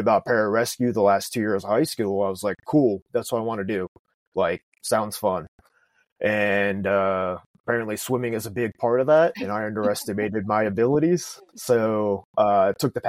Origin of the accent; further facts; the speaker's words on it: Pennsylvania, United States; moved away; I was born and raised in Pennsylvania, right on the border of Amish country